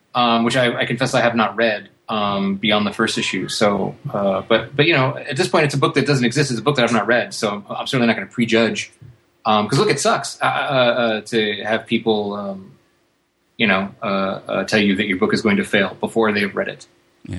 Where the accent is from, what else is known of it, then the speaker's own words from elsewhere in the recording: United States; I'm an American